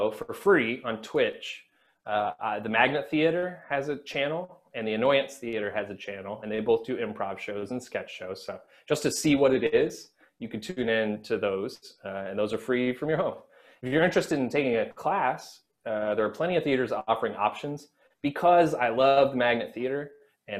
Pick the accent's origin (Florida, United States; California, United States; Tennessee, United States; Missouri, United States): Missouri, United States; now in New York, United States; a 15-year-old in the middle of Missouri